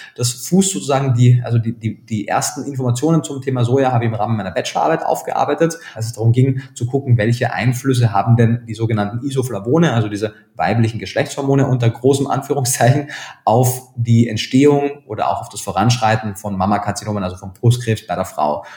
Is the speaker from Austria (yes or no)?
yes; Austria; accent: Austrian; now in Germany; gebürtiger Österreicher, bin aber schon eine ganze Zeit lang in Deutschland, habe da meinen Lebensmittelpunkt